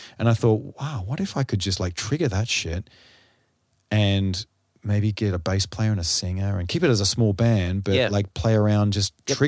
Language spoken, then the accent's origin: English; Sydney, New South Wales, Australia; also born or lived in New York; I grew up on the North Shore of Sydney in bands and not as a session drummer.